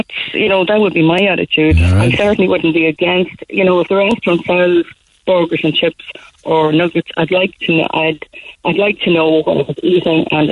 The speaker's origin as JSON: {"language": "English", "town": "Dundalk", "region": "County Louth", "country": "Ireland", "said": "I'm from Dundalk, County Louth, not Cork"}